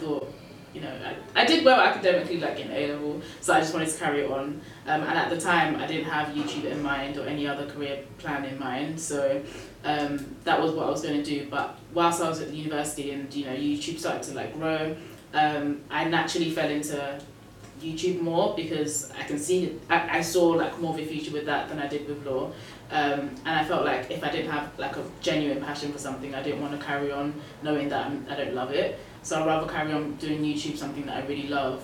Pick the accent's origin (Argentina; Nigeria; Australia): Nigeria; I'm Nigerian